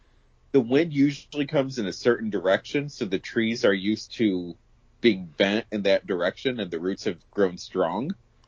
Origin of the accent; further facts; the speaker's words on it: New York, United States; So my hometown, which is an hour and a half drive away from where I am now